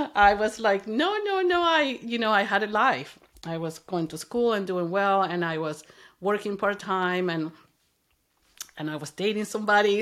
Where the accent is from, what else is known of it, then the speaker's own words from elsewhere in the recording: Venezuela; English is a second language; moved away as an adult; also born or lived in Kansas, United States; now in United States; I grew up in Venezuela